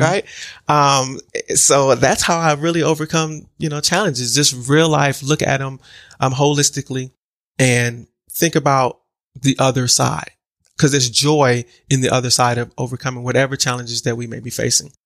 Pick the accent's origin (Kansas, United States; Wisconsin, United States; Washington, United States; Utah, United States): Wisconsin, United States; Milwaukee; born and raised in Milwaukee, um, Milwaukee, Wisconsin